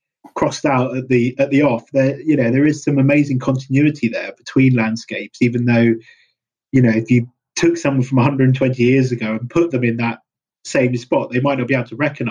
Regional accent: London, United Kingdom; I grew up in London. I've always pretty much lived in London except for university

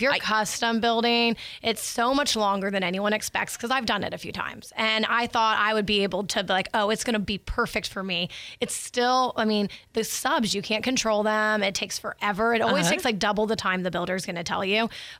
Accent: Niceville, Florida, United States; now in Pensacola, United States; I'm from Niceville. So I'm from Niceville originally.

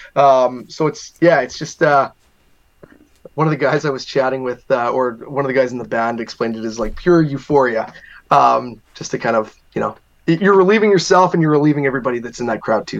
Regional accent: Binscarth, Manitoba, Canada; A town called Binscarth, Manitoba. There was around 350 people there when I grew up

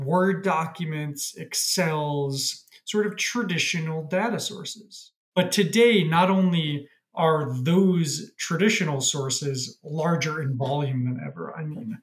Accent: New York, United States; moved away as an adult; now in Toronto, Canada; I'm from New York by background, but moved up to Toronto during COVID.

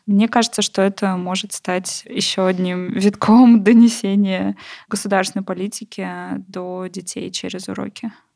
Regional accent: Novokuznetsk, Kemerovo Oblast, Russia; в городе Новокузнецке, откуда я родом

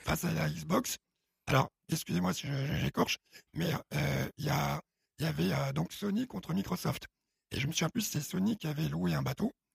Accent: Paris, Île-de-France, France; also born or lived in Chad; Je suis adopté, je grandis à Odéon.

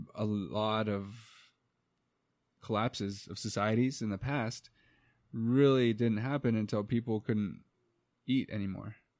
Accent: United States; first language English; we're from the United States

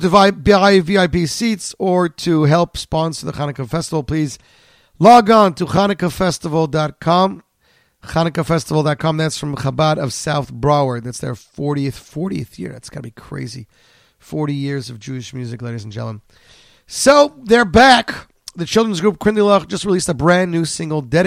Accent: Canada; now in New Jersey, United States; I'm a Canadian.

